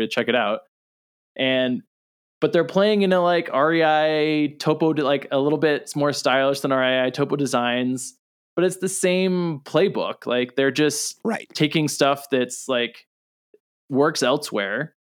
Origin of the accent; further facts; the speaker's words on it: Southern California, United States; I grew up in Southern California